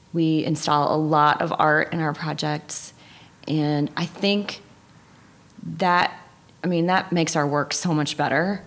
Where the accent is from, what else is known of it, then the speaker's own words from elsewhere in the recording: Tennessee, United States; moved away as an adult; also born or lived in Miami, Florida; now in Grand Rapids, United States; So I was born in Miami, but I was raised in Tennessee